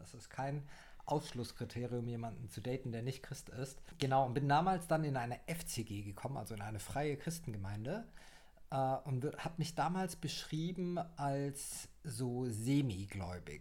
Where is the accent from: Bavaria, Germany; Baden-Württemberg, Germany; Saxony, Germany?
Baden-Württemberg, Germany; Heidelberg; also born or lived in Sydney, Australia; ich bin äh, gebürtiger Heidelberger und lebe jetzt wieder in der schönsten Stadt Deutschlands, welche auch Heidelberg ist.